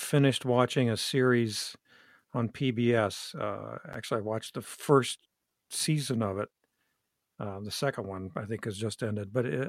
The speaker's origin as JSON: {"language": "English", "region": "Ohio", "country": "United States", "said": "No, I'm from Southern Ohio."}